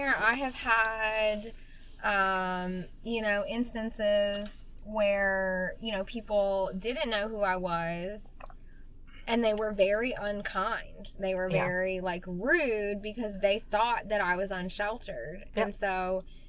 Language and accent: English; West Virginia, United States; accent: southern; now in Columbus, United States; I'm from West Virginia. I grew up poor